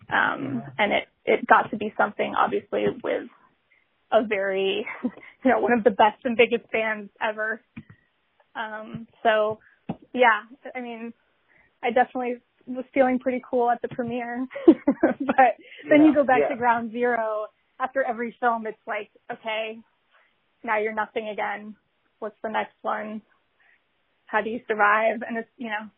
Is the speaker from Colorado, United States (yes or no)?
yes; Colorado, United States; moved away; in Colorado, growing up in Colorado